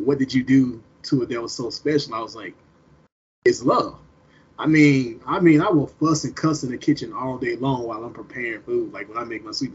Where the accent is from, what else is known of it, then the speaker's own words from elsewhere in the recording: the South, United States; as a Southerner